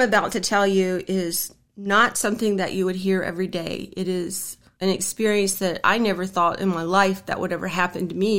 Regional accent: Harrisonburg, Virginia, United States; now in Grottoes, United States; Well, I was born in Harrisonburg, and I've lived in Harrisonburg my whole life

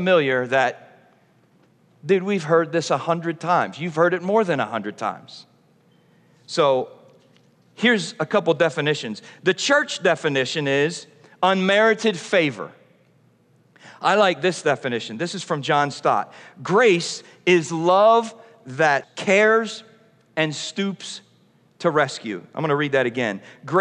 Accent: Philadelphia, Pennsylvania, United States; I'm from Philadelphia

